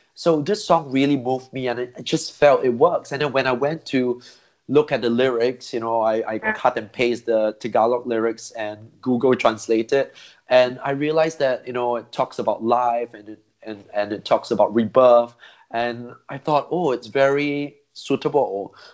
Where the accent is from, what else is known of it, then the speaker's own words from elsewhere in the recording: Singapore; I grew up in Singapore